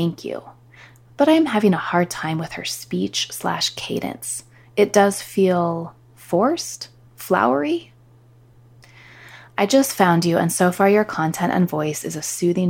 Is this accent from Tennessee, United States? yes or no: no; California, United States; I was born and raised in California